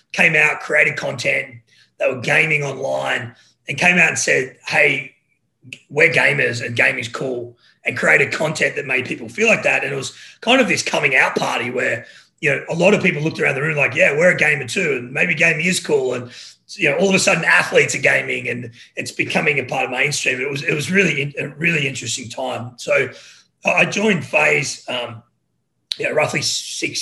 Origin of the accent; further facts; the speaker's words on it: Australia; moved away as an adult; also born or lived in Los Angeles; now in United States; So I'm Australian